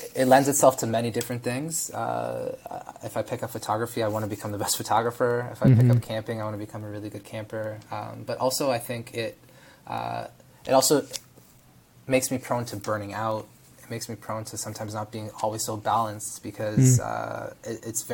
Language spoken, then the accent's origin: English; Toronto, Ontario, Canada; also born or lived in Israel; I was born in Israel, immigrated to Canada with my mom, and dad when I was a year and a half old. And my sister, was born here in Toronto, in North York